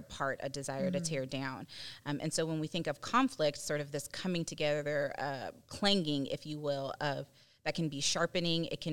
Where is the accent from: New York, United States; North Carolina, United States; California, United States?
California, United States; I was raised in California.